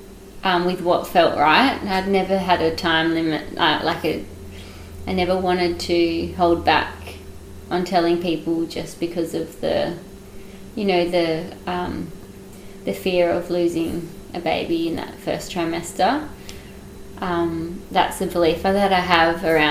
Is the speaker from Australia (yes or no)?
yes; Western Australia, Australia; now in Yarra Valley, Australia; we live in the Yarra Valley. My partner's in winemaking, and we're originally from Western Australia.